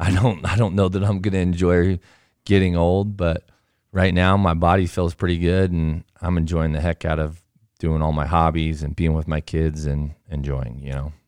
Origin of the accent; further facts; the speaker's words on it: Southern California, United States; now in Alpine, Utah, United States; I grew up in Southern California